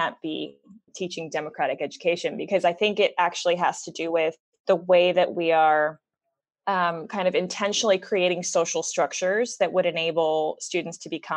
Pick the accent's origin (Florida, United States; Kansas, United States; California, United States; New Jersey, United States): California, United States; moved away as an adult; also born or lived in Los Angeles / Switzerland / Germany / Hong Kong; now in Singapore; I'm originally from California, so born and raised there.